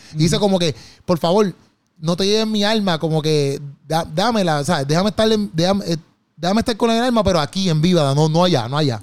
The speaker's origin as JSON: {"language": "Spanish", "country": "Puerto Rico", "said": "nosotros como puertorriqueños"}